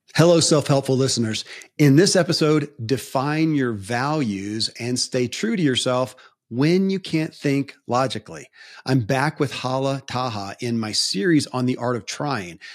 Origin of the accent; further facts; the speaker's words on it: Kentucky, United States; I grew up in Kentucky